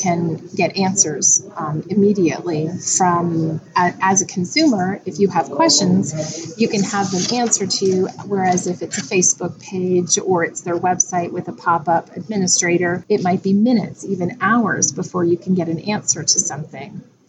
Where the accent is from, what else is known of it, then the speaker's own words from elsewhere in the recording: just outside of Toronto, Ontario, Canada; now in Windsor, Canada; I was not born and raised in Windsor, so I was born and raised just outside of Toronto.